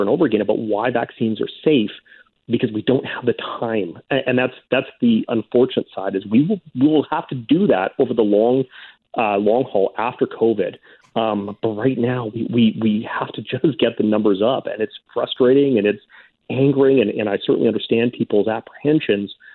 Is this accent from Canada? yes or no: yes; Saskatoon, Saskatchewan, Canada; I grew up in Saskatoon